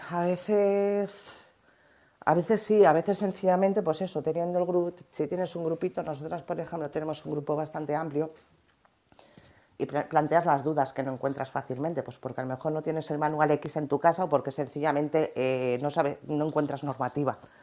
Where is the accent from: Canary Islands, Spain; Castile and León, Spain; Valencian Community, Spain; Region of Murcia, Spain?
Valencian Community, Spain; a nosotras nos pasó como valencianas, que la palabra finca aquí la utilizamos para referirnos a los edificios de pisos.